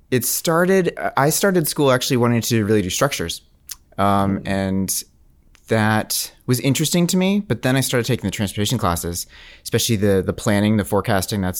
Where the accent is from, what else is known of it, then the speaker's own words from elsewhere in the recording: Canada; my dad would, would make a big deal that we are French Canadian. We're not just French. We're French Canadian.